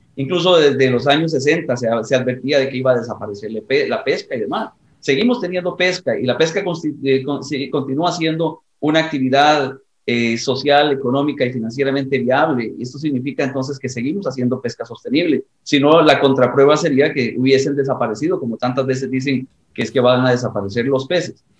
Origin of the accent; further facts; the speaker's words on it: Costa Rica; en mi país, en Costa Rica